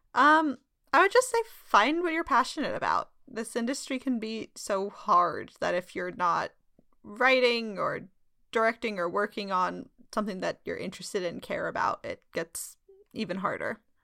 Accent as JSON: {"language": "English", "town": "Sacramento", "region": "California", "country": "United States", "tie": "born or raised there", "said": "I'm from gold country. I'm from Sacramento"}